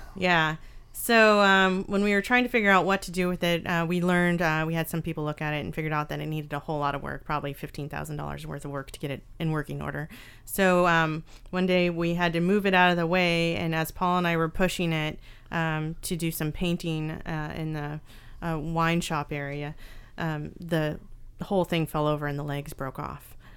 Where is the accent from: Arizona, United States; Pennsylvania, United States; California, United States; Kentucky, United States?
California, United States; Northern; I grew up in Northern California